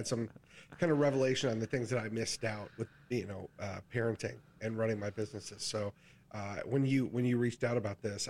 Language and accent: English; West Michigan, United States; I grew up in West Michigan, but nobody in my family had any education